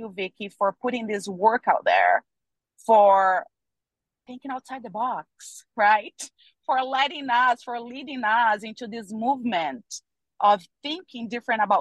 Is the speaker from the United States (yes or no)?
no; Brazil; I'm from Brazil.